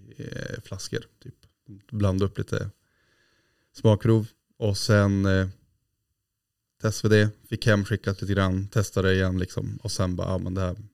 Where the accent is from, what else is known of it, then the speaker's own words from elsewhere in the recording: Glommers, Västerbotten County, Sweden; där jag var uppväxt i Glommers. Jaha. Utanför Jörn där morfar bodde